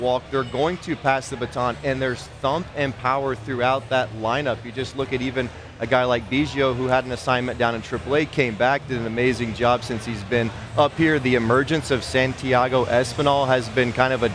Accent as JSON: {"language": "English", "country": "United States", "said": "as an American"}